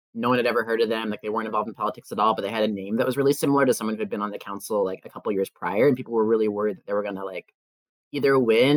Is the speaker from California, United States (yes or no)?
no; Washington, District of Columbia, United States; Born and raised in DC. I grew up in Brookland in Ward 5, and now I live in Petworth